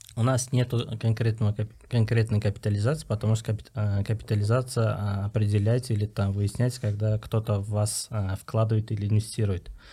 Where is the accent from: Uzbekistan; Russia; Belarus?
Uzbekistan; мы, вот именно узбеки, узбекские ребята